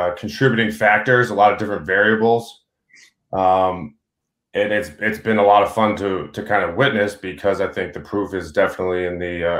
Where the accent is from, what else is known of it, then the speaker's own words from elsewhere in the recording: Boston suburbs, Massachusetts, United States; now in Vermont, United States; I grew up in the Boston suburbs